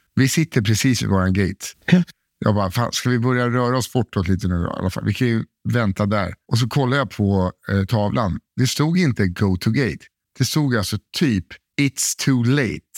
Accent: Sweden; I'm from Sweden

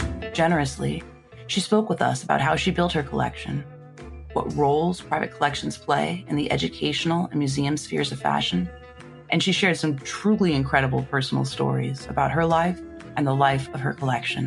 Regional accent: Los Angeles, California, United States; moved away; I grew up in Los Angeles

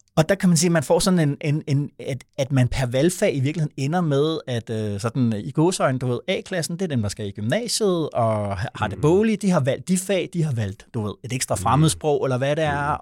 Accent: Vordingborg, Zealand, Denmark; moved away; der, hvor jeg kommer fra oprindeligt, nede fra Vordingborg

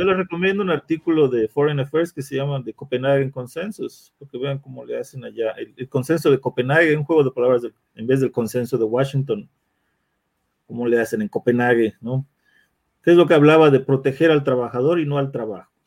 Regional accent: Mexico; como mexicano

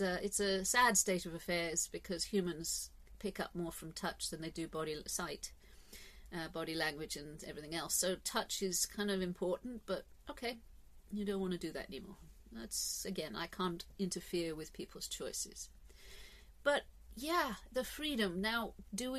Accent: England, United Kingdom; I'm English

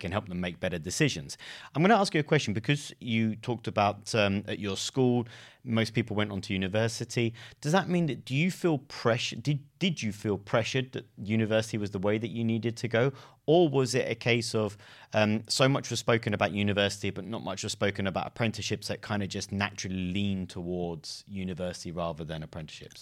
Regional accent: London, United Kingdom; also born or lived in Exeter; I lived in London too, and I grew up in London

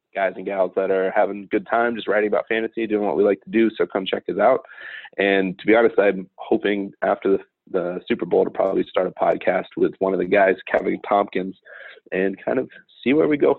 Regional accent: Hemel Hempstead, East of England, United Kingdom; also born or lived in Scotland; now in United States; My entire family is from Scotland, but I was born in Hemel Hempstead and been in the US for about 30 years now

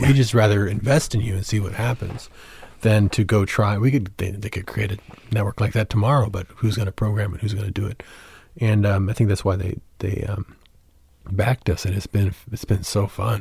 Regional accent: San Antonio, Texas, United States; I grew up in San Antonio

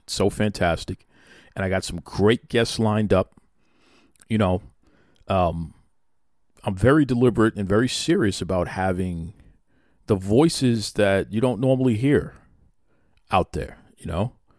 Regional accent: Boston, Massachusetts, United States; I grew up on Teddy Long and, and here in Boston, um, I was fortunate enough to have cable television very, very early

